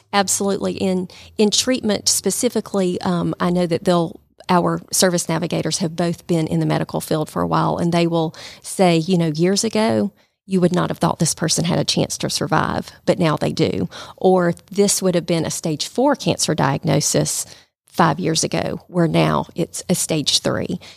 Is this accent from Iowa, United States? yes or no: no; Calhoun, Georgia, United States; moved away as an adult; now in Rome, United States; I'm from Calhoun.